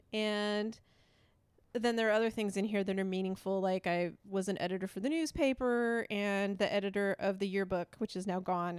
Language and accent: English; Idaho, United States; first language English; I'm from Idaho